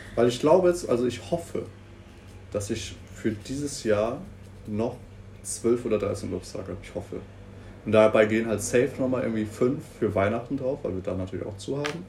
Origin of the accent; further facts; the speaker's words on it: Münster, North Rhine-Westphalia, Germany; als Münsteraner